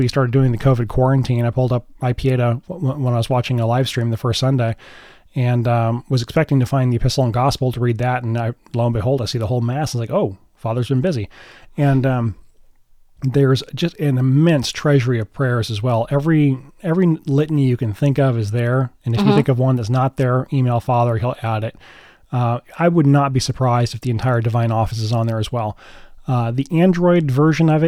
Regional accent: United States; I'm American

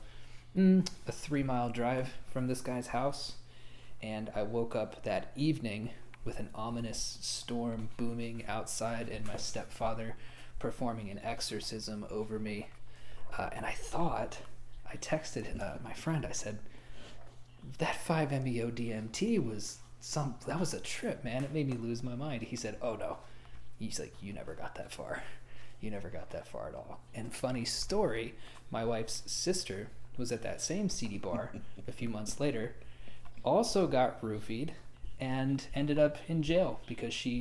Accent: Lawton, Oklahoma, United States; born or raised there; moved away

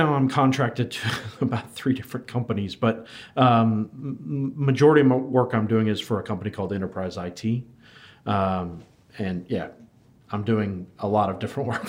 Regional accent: United States; moved away as an adult; now in Wellington, New Zealand; so you can tell by my terrible accent that I'm not originally from New Zealand, but I've been here in New Zealand in Wellington for the last 7 years. Came over from the United States

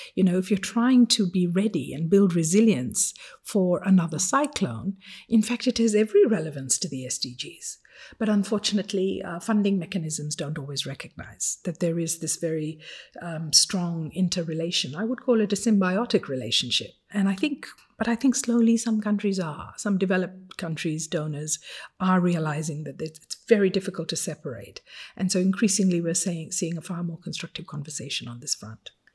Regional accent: Fiji; English is a second language; moved away as an adult; now in Geneva, Switzerland; from the age of five, when I first learned to read, and English was not my first language, as you can imagine, my father used to take us to the Silver City Library every Saturday morning

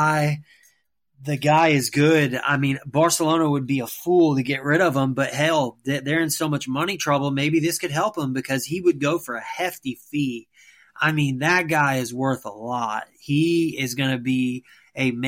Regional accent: United States; me as an American

